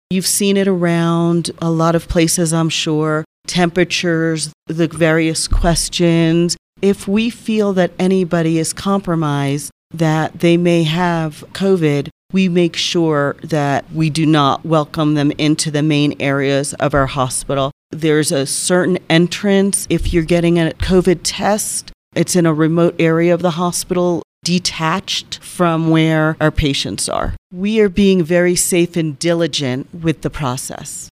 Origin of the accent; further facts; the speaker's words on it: Colonia, New Jersey, United States; moved away as an adult; also born or lived in Florida; now in San Luis Valley, United States; I was born and raised in New Jersey, small little town, Colonia, New Jersey